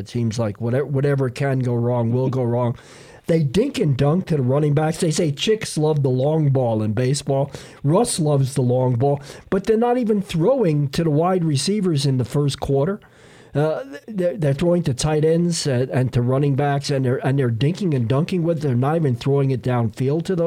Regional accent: New York, United States; when we grew up in New York

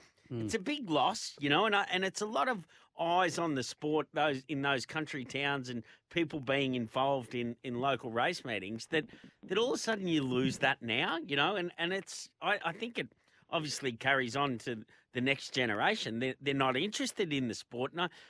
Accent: Melbourne, Victoria, Australia; I grew up in Victoria and grew up in Melbourne

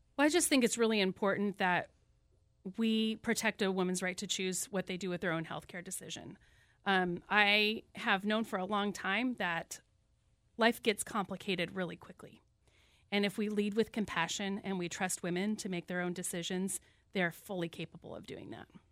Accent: Whatcom County, Washington, United States; I was born right here in Whatcom County and have five generations of my family who've lived here

